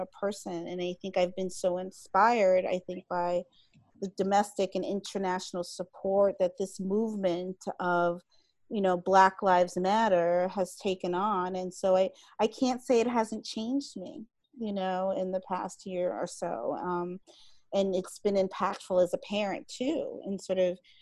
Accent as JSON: {"language": "English", "town": "New York City", "region": "New York", "country": "United States", "said": "I'm from New York City"}